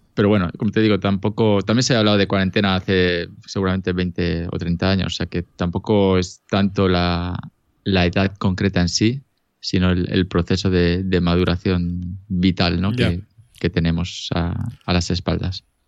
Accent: Elche, Valencian Community, Spain; now in Lausanne, Switzerland; originalmente soy de Elche ilícita

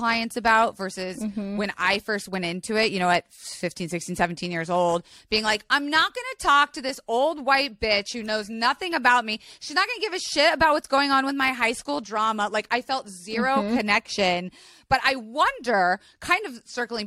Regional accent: Florida, United States; I grew up in Florida.

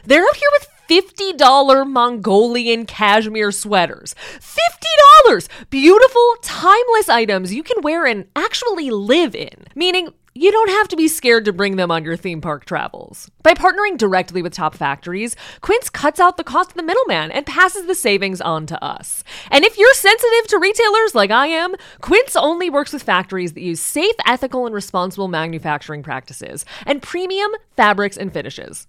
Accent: Midwest, United States; as a Midwesterner

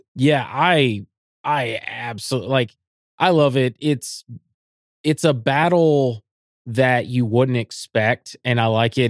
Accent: United States; as an American

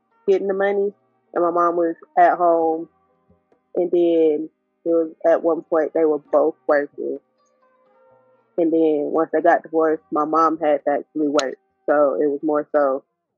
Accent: Atlanta, Georgia, United States; Atlanta, Georgia. But home to me, surprisingly, is not my hometown

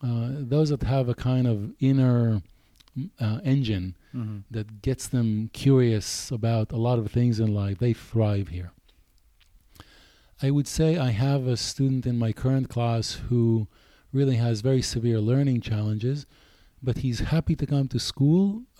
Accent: United States; I'm American here.

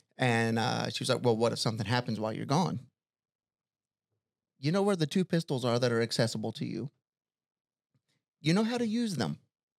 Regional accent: southern Louisiana, United States; I grew up in southern Louisiana

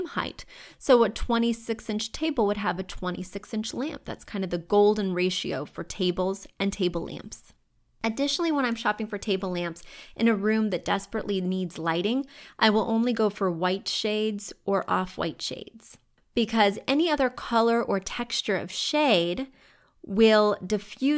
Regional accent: Missouri, United States; now in New York City, United States; When you go to Missouri, all the homes are low in the places I grew up

